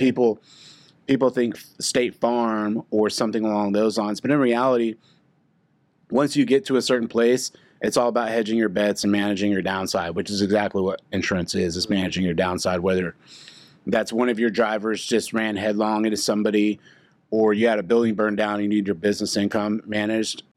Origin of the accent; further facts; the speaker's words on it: Oklahoma City, United States; born and raised in Oklahoma City, Missouri